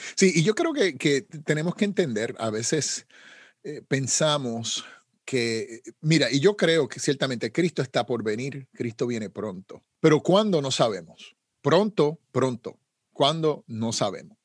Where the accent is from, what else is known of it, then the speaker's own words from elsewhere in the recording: Puerto Rico; Como decimos en Puerto Rico, saben cómo se bate el cobre, ¿no? Eso es una expresión puertorriqueña